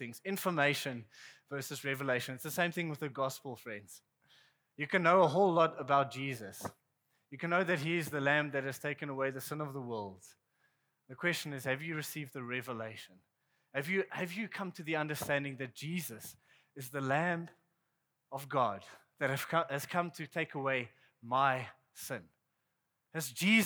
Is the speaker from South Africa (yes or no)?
yes; South Africa; I'm from South Africa